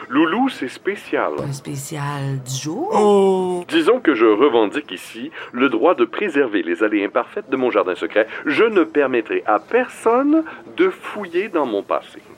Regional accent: Longueuil, Quebec, Canada; On est de Longueuil.

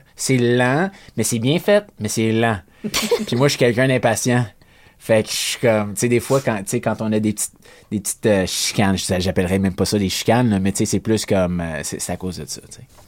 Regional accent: Dollard-des-Ormeaux, Quebec, Canada; also born or lived in Saint-Lazare; J'ai de Montréal. J'ai grandi dans West Island

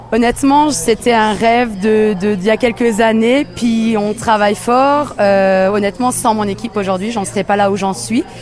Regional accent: Colmar, Grand Est, France; moved away as an adult; now in Quebec, Canada; Moi, je suis alsacienne. Euh, je viens de Colmar

